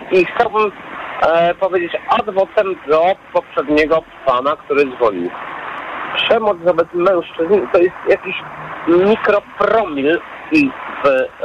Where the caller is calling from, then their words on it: Warsaw, Masovian Voivodeship, Poland; jestem z Warszawy